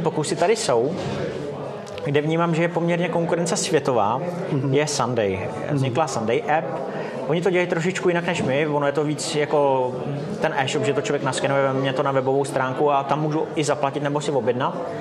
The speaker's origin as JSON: {"language": "Czech", "town": "Mariánské Lázně", "region": "Karlovy Vary Region", "country": "Czechia", "tie": "born or raised there", "moved": "yes", "lives_now": "Prague, Czech Republic", "said": "další půlku života už žiju v Praze, ale hmm. původem jsem z Mariánských lázní."}